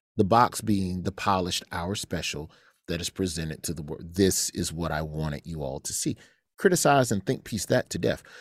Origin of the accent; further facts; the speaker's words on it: Alabama, United States; moved away; I was raised in Alabama